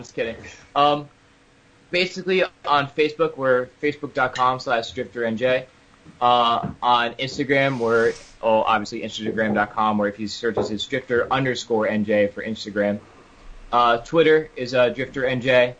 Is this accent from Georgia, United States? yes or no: no; Toms River, New Jersey, United States; I'm originally from Tom River